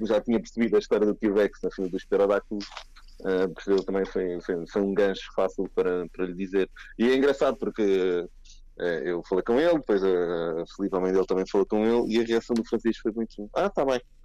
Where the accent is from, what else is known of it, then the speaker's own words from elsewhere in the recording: Cascais, Lisbon, Portugal; nasci em Cascais